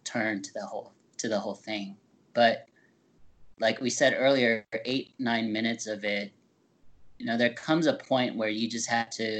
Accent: United States; we're American through and through, whatever you may want to define that as, but we were born here

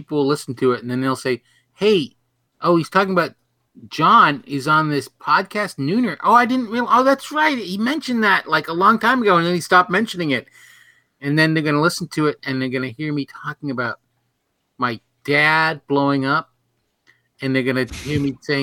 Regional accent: New Hampshire, United States; I grew up in New Hampshire

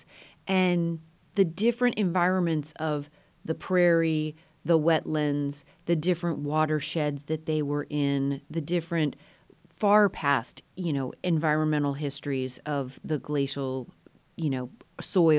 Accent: Colorado, United States; a girl growing up in Colorado

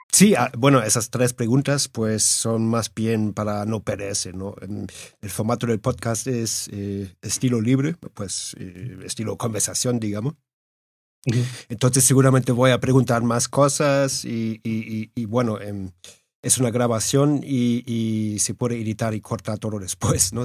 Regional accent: Germany; now in Madrid, Spain; Yo soy alemán, bueno, alemañol, como digo yo

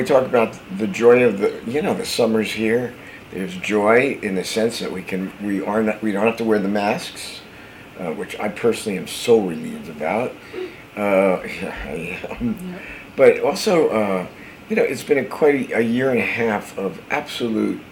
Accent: New Jersey, United States; a guy I grew up with in New Jersey

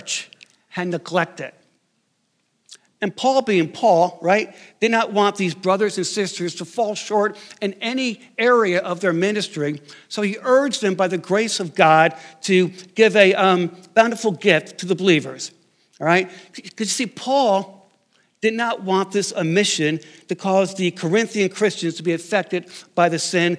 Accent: outside New York City, United States; I grew up outside New York City

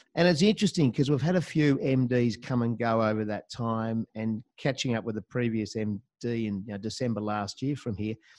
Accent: Hobart, Tasmania, Australia; moved away; also born or lived in Melbourne; I'm actually a Taswegian, so I grew up down there in the Apple Isle. Uh, spent a good uh, 16 years down there, did all my schooling

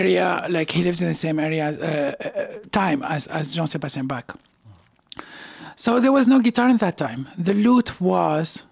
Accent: Tunisia; now in Montreal, Canada; I studied classical music in Tunisia when I was where I was born and raised

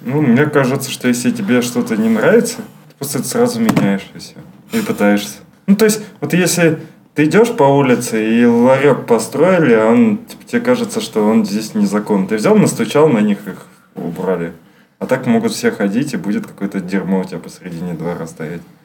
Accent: Saint Petersburg, Russia; я просто петербуржец

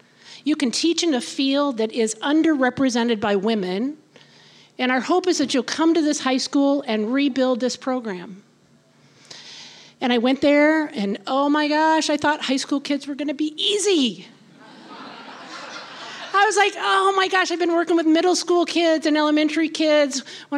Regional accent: Iowa, United States; I came from Iowa, so that was a big one for me.

